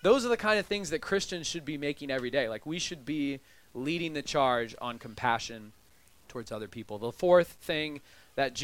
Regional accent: United States; I am a white man who is upper middle class, and I'm American

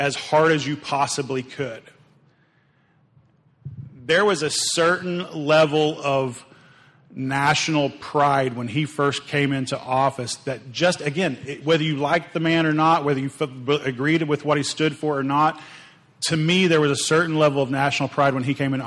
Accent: Oklahoma, United States; I grew up in Oklahoma

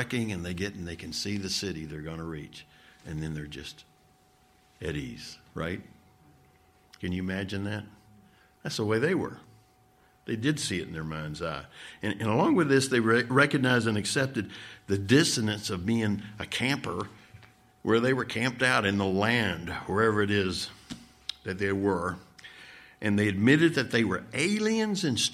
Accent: Midwest, United States; also born or lived in the South; I grew up out in the Midwest

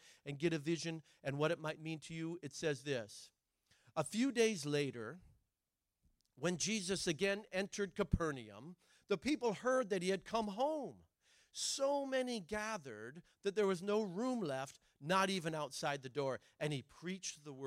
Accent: Oregon, United States; I'm from Oregon. My dad's from Argentina

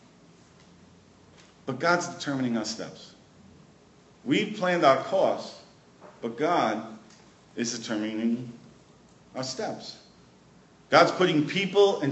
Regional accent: New York City, New York, United States; now in Prince Edward Island, Canada; I grew up in Brooklyn

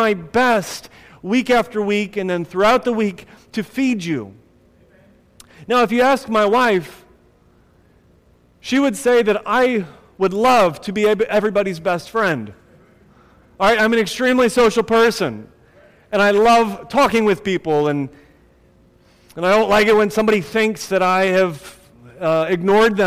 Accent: Akron, Ohio, United States; When I was growing up in Akron, Ohio

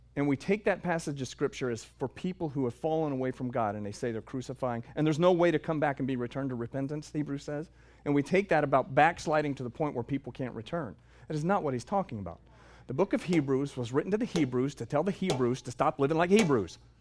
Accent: the South, United States; I'm from the South

